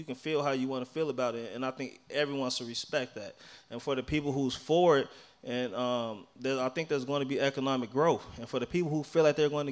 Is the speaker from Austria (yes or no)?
no; Chicago, Illinois, United States; moved away; I grew up in Chicago, on the west side of Chicago